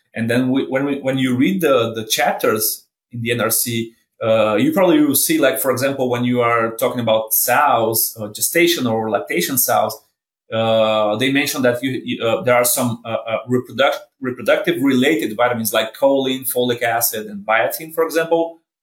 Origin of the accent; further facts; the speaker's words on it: Brazil; moved away as an adult; now in Kansas, United States; I'm from Brazil. Uh, did my vet degree in Brazil, worked for four years in BRF, Brazil Foods, uh, in Brazil, and then did my master's and my PhD in Brazil as well.